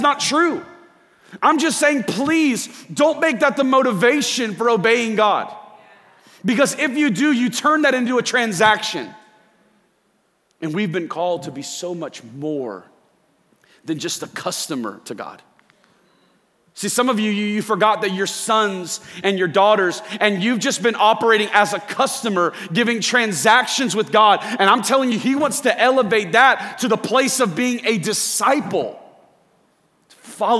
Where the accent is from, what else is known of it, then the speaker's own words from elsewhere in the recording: Central Florida, United States; I grew up in Central Florida. I'm a Disney kid. I grew up about 10 minutes away from SeaWorld, grew up about 15 minutes away from Disney